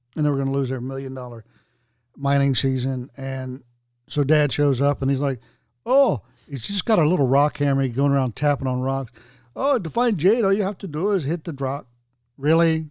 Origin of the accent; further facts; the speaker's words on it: the South, United States; growing up in the South, playing outside all day, you just drink from the water hose